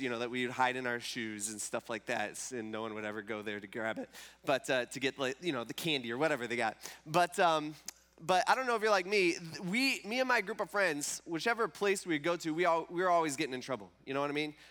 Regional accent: Fremont, Ohio, United States; now in Tiffin, United States; I grew up in Fremont, and so it was either the Fremont Rec Center or the White Star Park in Gibsonburg, or Whirlpool Park.

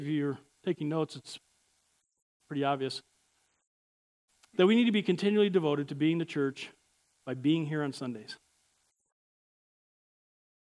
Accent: Chicago, Illinois, United States; I'm from Chicago.

